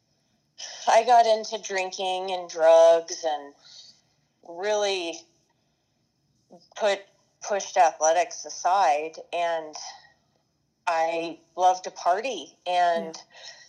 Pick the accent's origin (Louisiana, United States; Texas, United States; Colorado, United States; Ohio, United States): Colorado, United States; Aurora; I'm a Colorado native, and I grew up in Aurora, Colorado